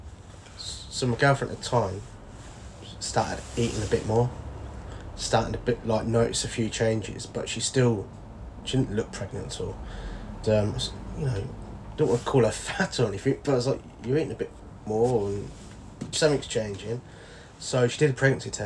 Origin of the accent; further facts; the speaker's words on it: Rushton, East Midlands, United Kingdom; A little place called Rushton, Northampton